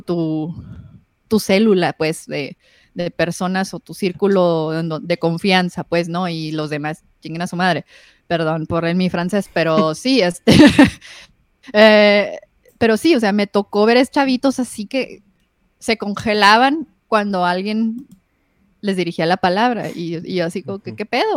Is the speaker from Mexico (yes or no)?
yes; Ciudad Juárez, Chihuahua, Mexico; yo crecí en el Infopark. Entonces, yo sí, crecí en el barrio.